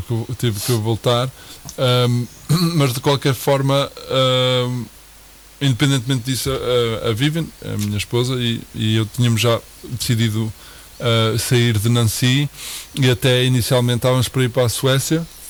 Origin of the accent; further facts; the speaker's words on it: Portugal; moved away as an adult; sendo português e tendo já alguns amigos no Porto